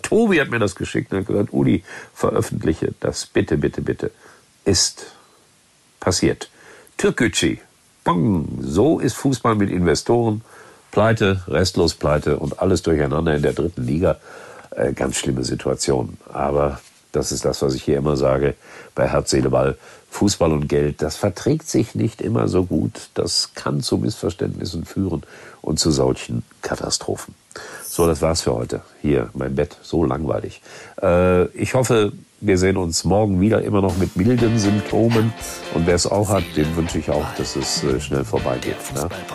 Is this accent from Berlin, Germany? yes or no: no; Gelsenkirchen, North Rhine-Westphalia, Germany; meiner Heimatstadt Gelsenkirchen